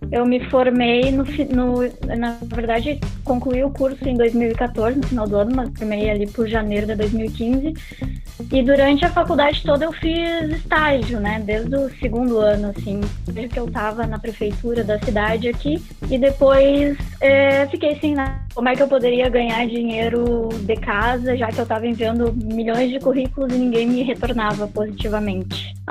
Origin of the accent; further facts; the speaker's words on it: Santa Maria, Rio Grande do Sul, Brazil; Na verdade, eu, eu sou daqui mesmo, né? Natural de Santa Maria. Aí fiz faculdade aqui na UFSM, na Universidade Federal